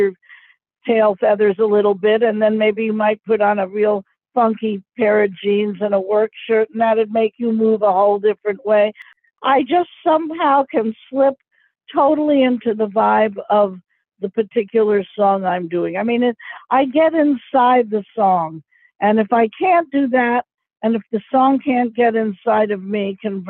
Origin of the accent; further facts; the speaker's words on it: New York City, New York, United States; a gal like me growing up in New York City